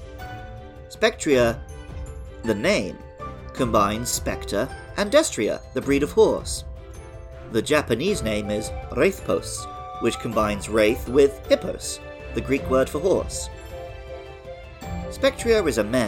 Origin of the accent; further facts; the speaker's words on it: Somerset, South West England, United Kingdom; I knew quite a few girls growing up in Somerset